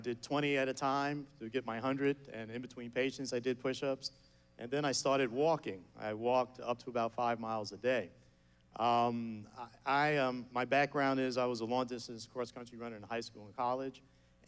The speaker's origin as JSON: {"language": "English", "town": "New York City", "region": "New York", "country": "United States", "tie": "born or raised there", "said": "I'm a kid from Queens, New York"}